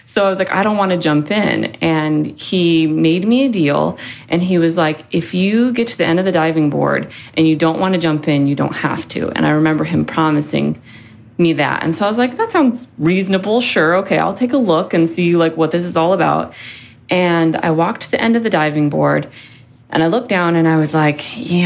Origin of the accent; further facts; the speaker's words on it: Seattle, Washington, United States; moved away; I'm from Seattle